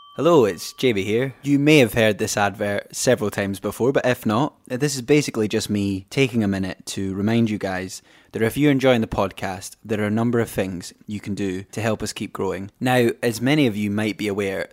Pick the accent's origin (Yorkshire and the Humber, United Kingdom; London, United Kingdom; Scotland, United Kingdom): Scotland, United Kingdom; a Scottish person